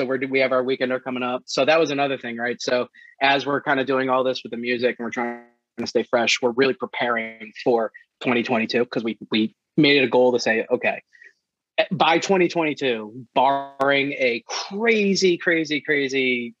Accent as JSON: {"language": "English", "region": "New England", "country": "United States", "tie": "born or raised there", "said": "growing up in New England"}